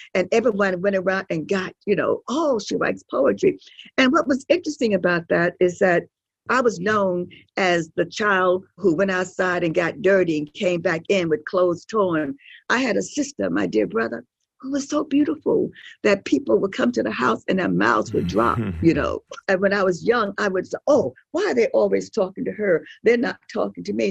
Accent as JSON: {"language": "English", "region": "New York", "country": "United States", "said": "we're from New York"}